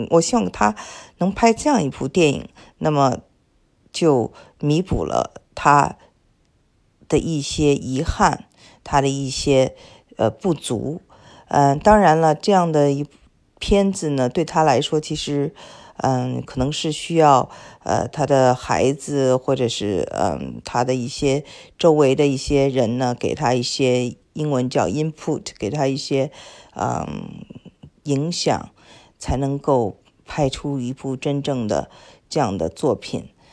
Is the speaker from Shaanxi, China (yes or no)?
yes; Xi'an, Shaanxi, China; 我们都是西安出生啊